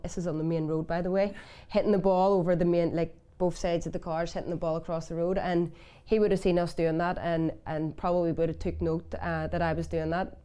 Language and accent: English; Belfast, Northern Ireland, United Kingdom; I'm from West Belfast